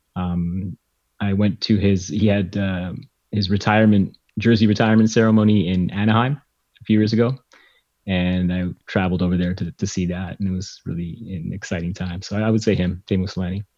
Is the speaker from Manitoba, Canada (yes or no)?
yes; Winnipeg, Manitoba, Canada; growing up in Canada